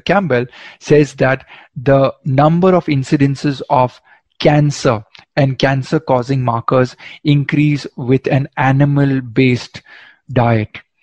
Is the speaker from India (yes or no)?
yes; Goa, India; You're actually in my hometown